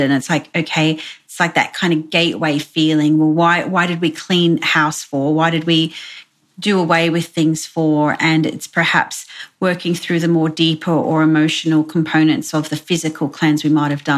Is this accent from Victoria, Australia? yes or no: no; Brisbane, Queensland, Australia; I'm from Brisbane in Australia, so I'm located kind of halfway between Brisbane and the Gold Coast.